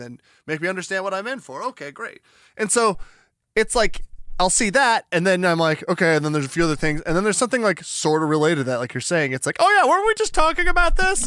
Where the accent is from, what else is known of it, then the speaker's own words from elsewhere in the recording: Albuquerque, New Mexico, United States; now in Oregon, United States; I'm from Albuquerque, and so it's like I'm from the desert Southwest